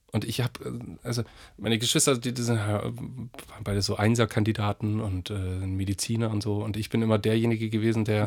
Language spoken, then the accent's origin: German; Aichach, Bavaria, Germany; bei uns in Eichach